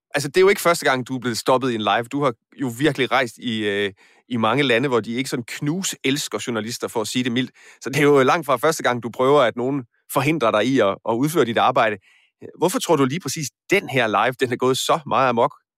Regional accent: Aarhus, Central Denmark Region, Denmark; Nu er jeg selv fra Aarhus

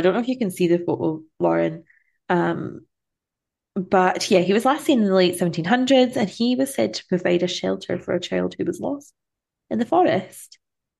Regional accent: Central Belt, Scotland, United Kingdom; accent: central belty; I'm too central belty now for it.

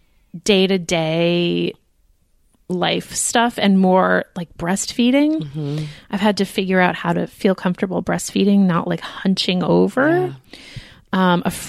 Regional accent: United States; We are American.

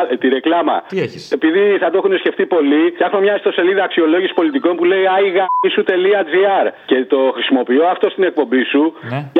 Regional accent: northern Greece, Greece; γεννήθηκα στην Ελλάδα κι εγώ και μάλιστα στη Βόρεια Ελλάδα που γίνεται όλο αυτό ο τόρο από ελληνική οικογένεια πάπου προ πάπου. Μεγάλωσα με τα ελληνικά τα ήθη και τα έθιμα

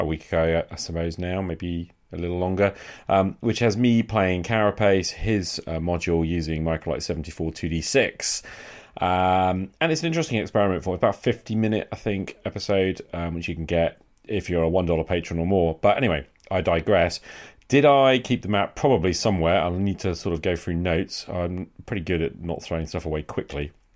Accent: United Kingdom; as a Brit

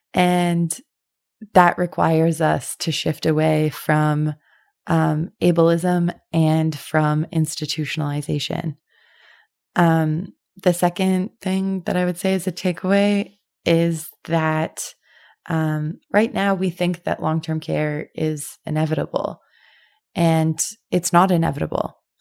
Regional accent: Winnipeg, Manitoba, Canada; I'm also from Winnipeg

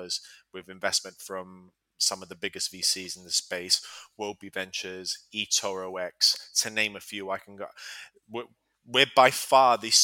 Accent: Gibraltar; moved away as an adult; also born or lived in Alabama, United States / Tennessee, United States / London, United Kingdom; I was born and raised in Gibraltar. I'm a local Gibraltarian.

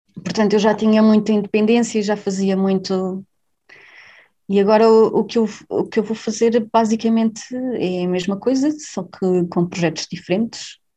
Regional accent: Covilhã, Centro, Portugal; moved away as an adult; now in Berlin, Germany; Sou da Covilhã, originalmente

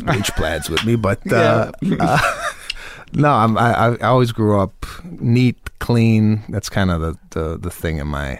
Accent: Chicago, Illinois, United States; also born or lived in Arlington Heights; I grew up in Chicago, Illinois

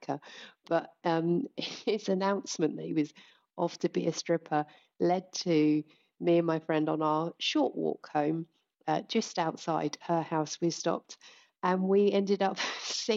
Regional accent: United Kingdom; we're British

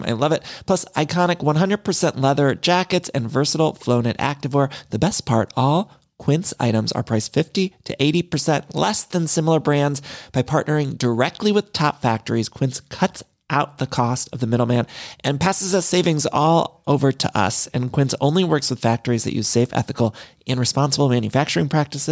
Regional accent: Midwest, United States; now in Los Angeles, United States; I'm from the Midwest

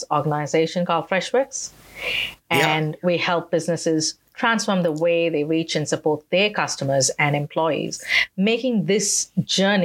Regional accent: Tiruchirappalli, Tamil Nadu, India; I was born in India, in the southern part of India, in a city called Trichy, Trichrapalli

